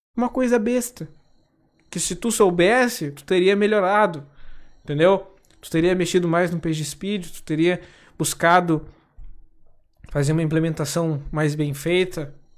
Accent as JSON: {"language": "Portuguese", "area": "Gaúcho", "region": "Rio Grande do Sul", "country": "Brazil", "said": "Se vocês não repara no tu, tá? Que eu sou gaúcho"}